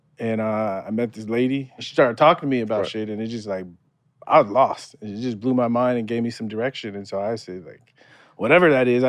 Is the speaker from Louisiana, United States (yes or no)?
no; San Diego, California, United States; Growing up in San Diego watching Tony Gwynn, I thought I was going to be like the next Tony Gwynn.